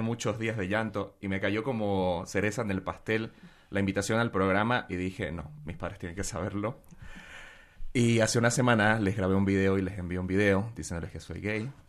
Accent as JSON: {"language": "Spanish", "country": "Bolivia", "moved": "yes", "said": "me fui de Bolivia"}